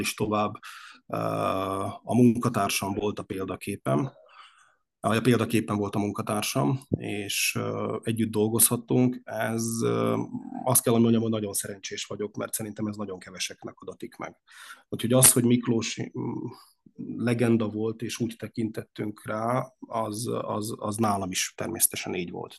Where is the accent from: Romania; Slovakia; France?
Slovakia; Upper Hungary, southern Slovakia; mi a felvidéki magyarság, a mi család családunk azon oldalához, ha úgy tetszik, tartozik